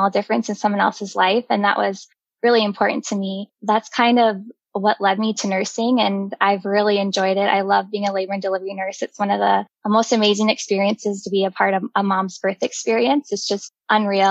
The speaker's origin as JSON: {"language": "English", "town": "Jamestown", "region": "North Dakota", "country": "United States", "tie": "born or raised there", "also_born_or_lived": "Fargo, North Dakota / Rochester, Minnesota", "moved": "as an adult", "said": "I grew up in Jamestown, North Dakota. I was born and raised there"}